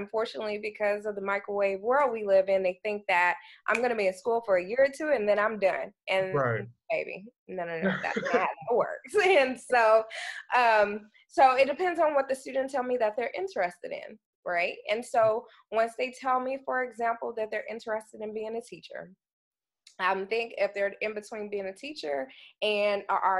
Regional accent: Dallas, Texas, United States; I'm from Dallas, Texas

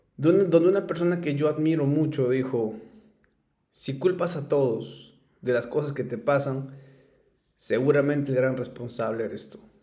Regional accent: Ayacucho, Peru; soy ayacuchano, soy peruano, eh, me encanta mi ciudad, soy muy orgulloso de donde vengo

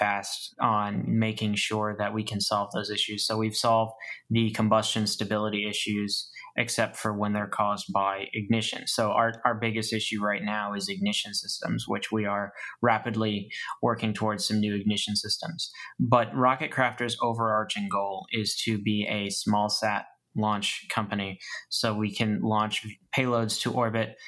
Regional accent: Maine, United States; now in Florida, United States; I'm from Maine originally. I moved to Florida for a reason.

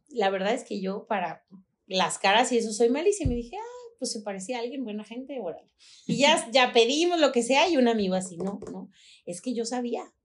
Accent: Guadalajara, Jalisco, Mexico; no somos tapatíos.

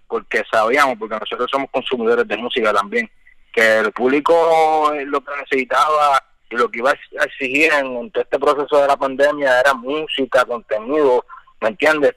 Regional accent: United States; moved away; also born or lived in Pennsylvania; me crié allá, en Estados Unidos también

